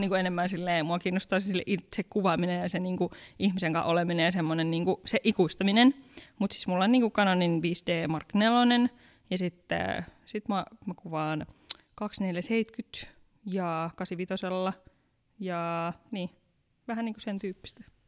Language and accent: Finnish; Pattijoki, North Ostrobothnia, Finland; moved away as an adult; now in Helsinki, Finland; mä oon tosiaan sieltä kotoisin. Joo. Mä oon isosta perheestä, meitä on 14, mä oon vanhin